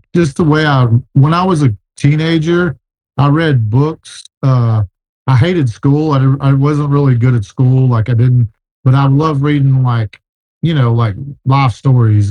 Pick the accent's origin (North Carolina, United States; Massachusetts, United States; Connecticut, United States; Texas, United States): Texas, United States; I'm from Texas